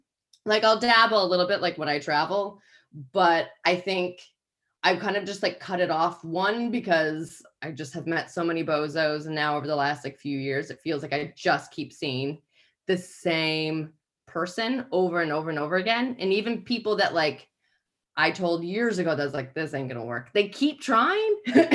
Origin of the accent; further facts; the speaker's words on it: United States; moved away as an adult; now in England; can gather that I'm American, but have lived here for 10 years and can't kick it. But the more that I drink, the more kind of English British I sound.